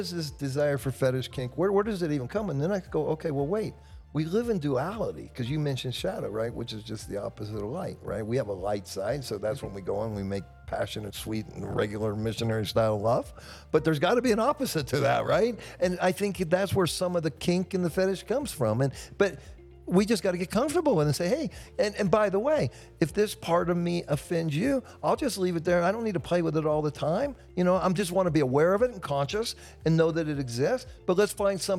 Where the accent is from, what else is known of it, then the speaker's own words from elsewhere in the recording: United States; we're an American